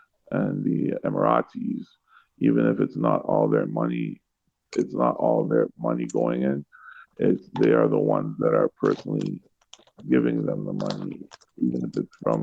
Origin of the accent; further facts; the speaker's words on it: Toronto, Ontario, Canada; I'm from Toronto, so I'm a hockey guy.